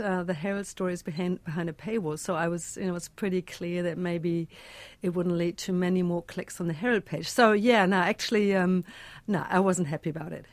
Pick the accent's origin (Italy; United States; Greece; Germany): Germany; moved away as an adult; now in Christchurch, New Zealand; a German immigrant in God's own